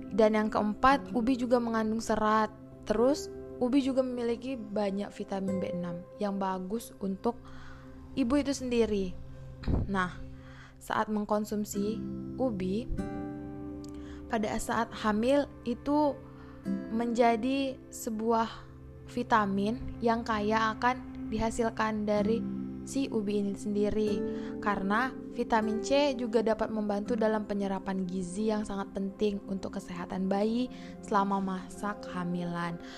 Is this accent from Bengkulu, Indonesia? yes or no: yes; Arga Makmur, Bengkulu, Indonesia; saya mengambil dari daerah saya sendiri yaitu Arga Makmur, kota tercinta Bengkulu Utara.